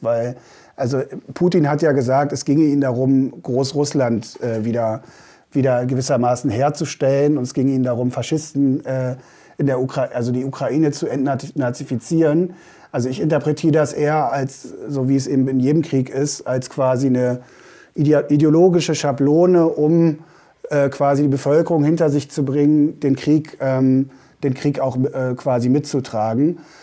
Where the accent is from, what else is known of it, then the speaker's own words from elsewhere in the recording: Bavaria, Germany; bei uns in Bayern